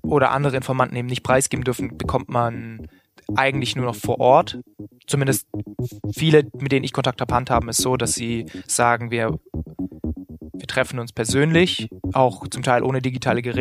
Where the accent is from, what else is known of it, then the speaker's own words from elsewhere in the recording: Tübingen, Baden-Württemberg, Germany; immer auch schon äh, neben der Schule eben geschrieben für Lokalzeitungen in Tübingen wo ich herkomme und damit mein Geld verdient.